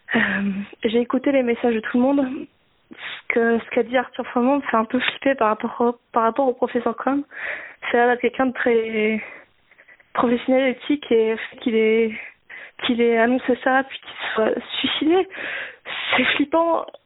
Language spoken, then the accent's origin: French; Nord, Hauts-de-France, France; je suis du Nord